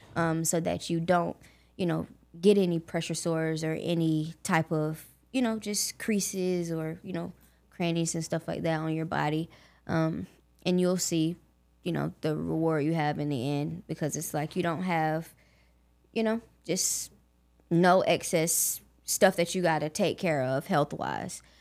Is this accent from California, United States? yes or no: no; Augusta, Georgia, United States; I was born and raised in Augusta, Georgia